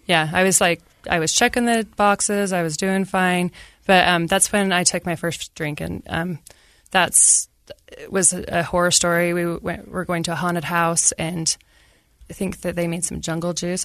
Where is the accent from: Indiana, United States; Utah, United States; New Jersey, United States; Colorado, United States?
Utah, United States; Ogden; I grew up in Ogden, Utah.